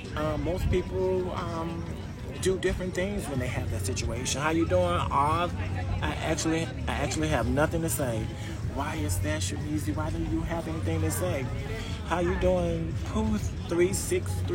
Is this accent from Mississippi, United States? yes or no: yes; Mississippi, United States; now in Florida, United States; I am actually from a little small state called Mississippi